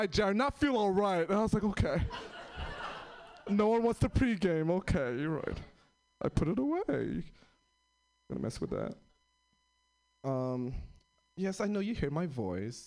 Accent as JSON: {"language": "English", "town": "New York City", "region": "New York", "country": "United States", "moved": "yes", "said": "I'm originally from New York City. Most of my family's from the East Coast. I'm the first one to move to the West Coast"}